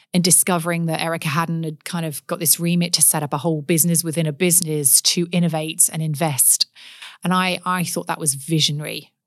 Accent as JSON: {"language": "English", "area": "Forest of Dean, Gloucestershire", "region": "South West England", "country": "United Kingdom", "tie": "born or raised there", "accent": "English", "moved": "as an adult", "lives_now": "Perth, Australia", "said": "I grew up in the West Country, um, in England, in Gloucestershire, in the Forest of Dean"}